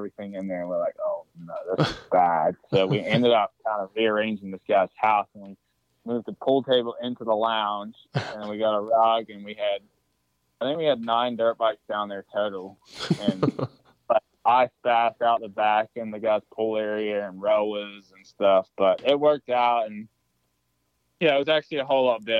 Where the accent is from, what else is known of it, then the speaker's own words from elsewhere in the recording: New Zealand; also born or lived in Florida / South Carolina; now in United States; I came from New Zealand